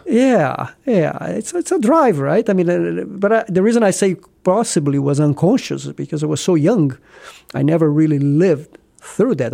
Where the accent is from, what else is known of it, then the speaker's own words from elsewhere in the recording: small town Brazil, between Rio and São Paulo, Southeast Brazil, Brazil; English is a second language; moved away as an adult; also born or lived in Rio de Janeiro, Brazil / Houston, Texas, United States; now in Columbus, United States; I was born in Br-, small town Brazil, you know, somewhere in, if you look at the map, between Rio and São Paulo, southeast Brazil. And I went to medical school in Rio